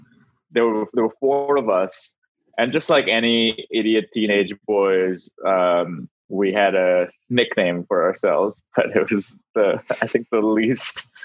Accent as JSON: {"language": "English", "town": "Mumbai", "region": "Maharashtra", "country": "India", "tie": "born or raised there", "moved": "yes", "said": "I grew up in India"}